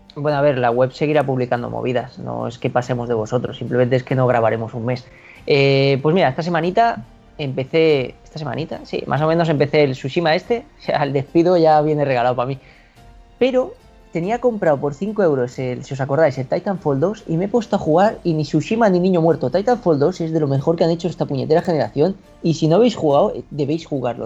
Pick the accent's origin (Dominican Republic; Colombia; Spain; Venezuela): Spain; Catalonia; soy catalán